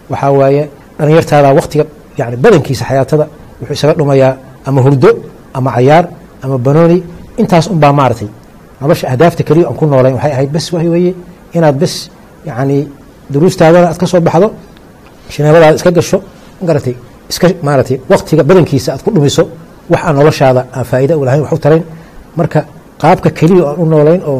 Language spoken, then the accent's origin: Somali; Galkayo, Mudug, Somalia; waxaan kusoo koray gaalkacyo yaraantaydii